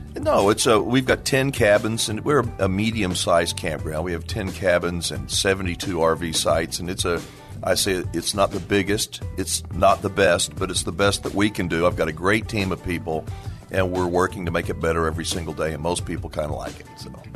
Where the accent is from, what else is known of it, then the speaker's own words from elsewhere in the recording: Dallas, Texas, United States; I'm a native Texan, uh, I grew up in the Dallas area, family is from San Antonio